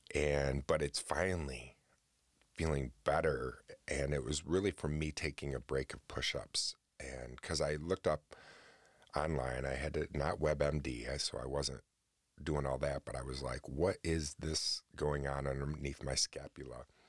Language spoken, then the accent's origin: English; New Haven, New York, United States; growing up out in New Haven, where I grew up in New York, um, which was a tiny little town